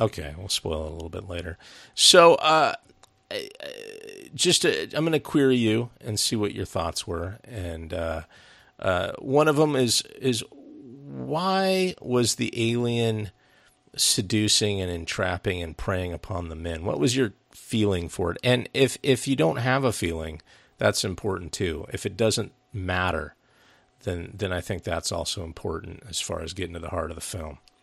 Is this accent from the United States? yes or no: yes; United States; as an American